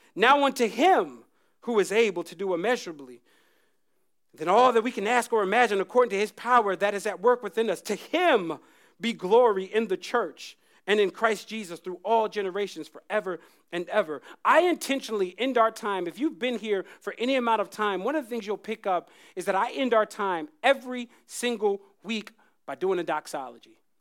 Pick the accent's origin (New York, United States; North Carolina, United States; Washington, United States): North Carolina, United States; Jacksonville; moved away; I grew up in North Carolina